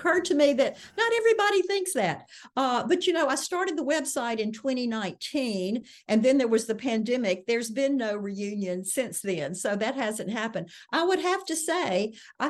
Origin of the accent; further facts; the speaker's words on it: Mississippi, United States; as a Southerner and certainly as a Mississippian